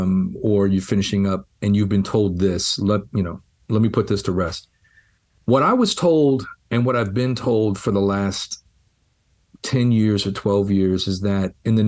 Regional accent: Los Angeles, California, United States; being a white kid growing up in Los Angeles in the 80s

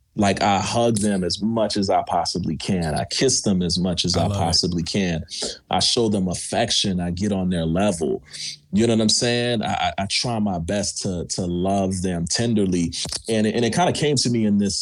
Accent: New York, United States; now in Pasadena, United States; I'm from New York

